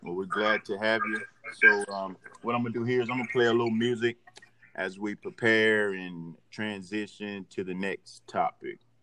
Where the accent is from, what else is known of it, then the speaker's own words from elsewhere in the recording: Durham, North Carolina, United States; I'm from the Bull City too, uh, also known as Durham, North Carolina